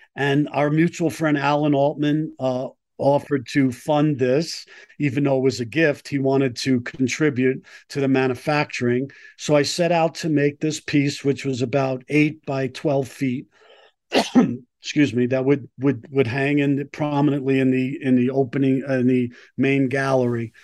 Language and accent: English; New York City, New York, United States; moved away as an adult; now in Colorado, United States; I grew up in Brooklyn, um, New York